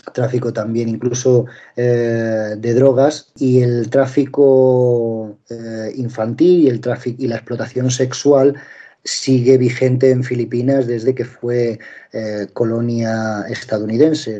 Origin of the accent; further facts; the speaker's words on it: Linares, Andalusia, Spain; moved away as an adult; also born or lived in Madrid / London / Asia; soy periodista español, nacido en, Linares, provincia de Jaén, al sur en este caso de, de España.